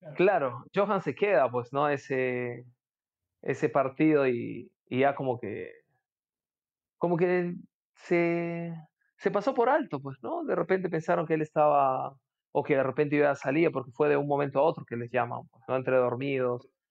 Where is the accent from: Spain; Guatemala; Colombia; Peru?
Peru; Chachapoyas, Amazonas; Mi papá sí es, pero yo soy de Chachapoyas